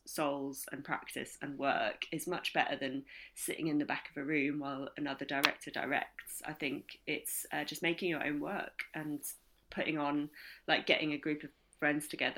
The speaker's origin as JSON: {"language": "English", "town": "Ilkley", "region": "Yorkshire and the Humber", "country": "United Kingdom", "tie": "born or raised there", "said": "I grew up in Ilkley."}